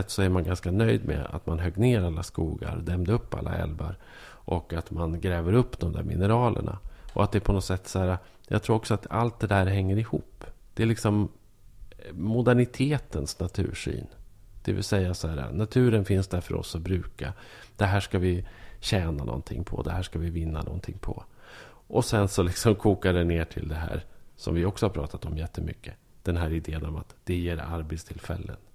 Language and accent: Swedish; Norrland, Sweden; Och det är det absolut värsta man kan tänka sig som norrlänning.